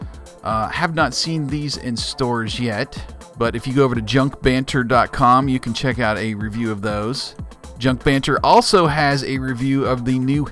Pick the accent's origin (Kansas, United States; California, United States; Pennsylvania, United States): Pennsylvania, United States; growing up in Pennsylvania